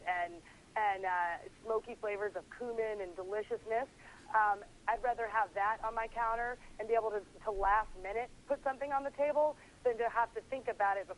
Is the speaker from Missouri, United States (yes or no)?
no; Tennessee, United States; now in New York, United States; I'm from Tennessee. I moved to New York.